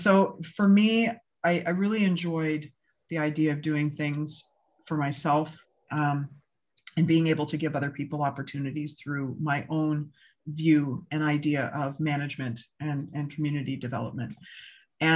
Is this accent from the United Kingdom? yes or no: no; Canada; moved away; being a Canadian